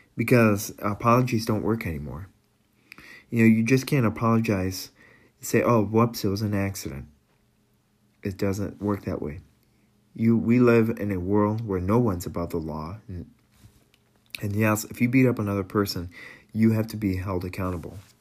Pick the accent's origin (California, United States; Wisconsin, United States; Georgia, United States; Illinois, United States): Wisconsin, United States; I'm from Wisconsin